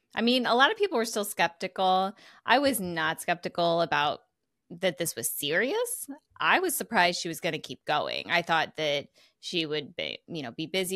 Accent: Missouri, United States; sometimes I'm from Missouri and sometimes I'm from Missouri

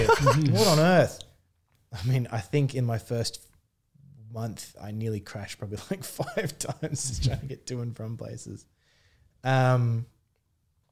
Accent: Wollongong, New South Wales, Australia; moved away as an adult; now in Sydney, Australia; Growing up in Wollongong, there's definitely a beach culture.

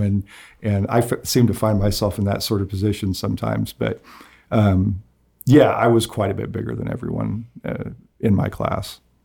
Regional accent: Nickerson, Kansas, United States; also born or lived in Wickenburg, Arizona; for all of my, uh, years in childhood, I, I grew up in Nickerson.

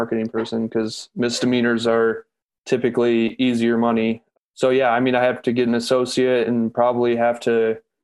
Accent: Lansing, Michigan, United States; also born or lived in Flint, Michigan; born and raised in Lansing

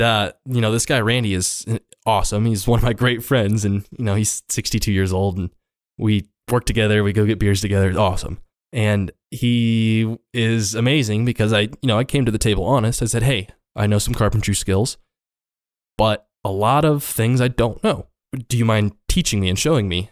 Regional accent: Hardin, Montana, United States; also born or lived in Crow Agency, Montana / Laurel, Montana; I grew up in Montana, uh, in Hardin specifically.

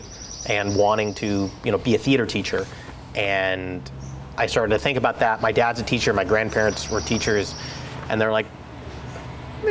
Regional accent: Eugene, Oregon, United States; I grew up in Oregon. I grew up up the Mackenzie River in a little area called Camp Creek

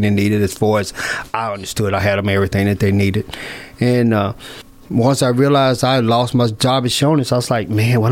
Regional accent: Columbia, Tennessee, United States; my hometown

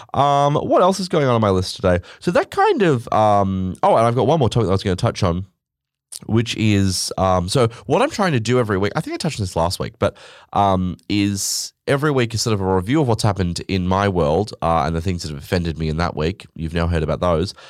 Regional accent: Australia; I'm Australian

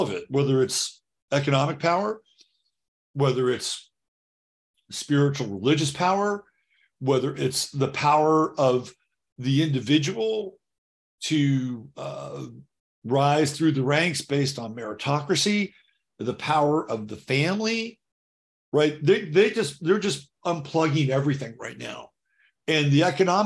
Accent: United States; my country, the country that I've grown up

